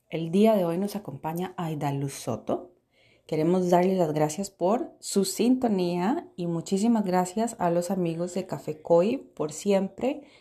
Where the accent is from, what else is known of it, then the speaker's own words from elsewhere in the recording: Puerto Jiménez, Puntarenas, Costa Rica; born there; yo nací en Puerto Jiménez, en la casa de mi abuela Casilda